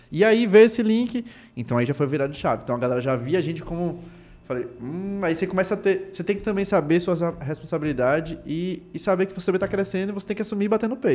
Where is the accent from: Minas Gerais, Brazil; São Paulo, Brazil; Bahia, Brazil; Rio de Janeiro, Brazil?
Bahia, Brazil; Itabuna; ela é de Tabuna, sul da Bahia, do interior, tá lá, a hamburgueria é de lá, porra eu, minha cidade, pô, nasci aqui